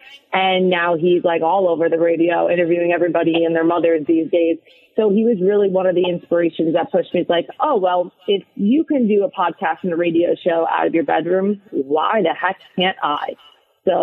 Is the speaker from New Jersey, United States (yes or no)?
yes; New Jersey, United States; also born or lived in Staten Island; So I was born in Staten Island. We went over the bridge to New Jersey. So I'm basically a Jersey girl, let's be real here.